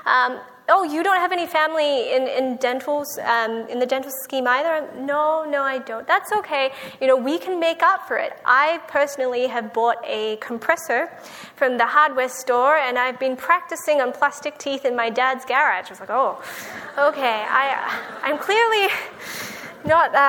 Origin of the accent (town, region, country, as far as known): Australia; born or raised there; moved away as an adult; now in United States